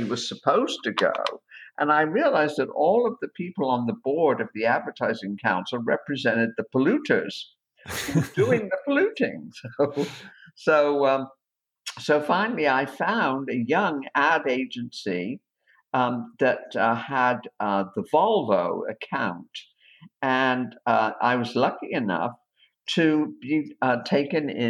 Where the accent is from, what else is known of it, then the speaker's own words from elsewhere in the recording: Bristol, South West England, United Kingdom; moved away as an adult; also born or lived in New York; now in United States; I grew up in Bristol, outside of Bristol in the UK